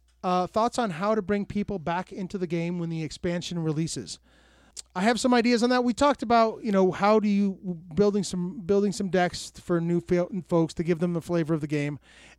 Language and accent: English; Tucson, Arizona, United States; I grew born and raised in Tucson.